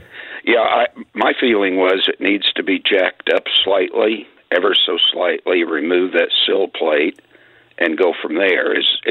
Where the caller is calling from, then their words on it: Illinois, United States; And I'm actually calling from the Illinois side.